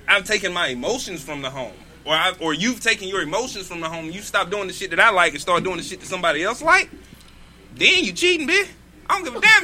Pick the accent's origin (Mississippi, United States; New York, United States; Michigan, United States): Mississippi, United States; I grew up in Mississippi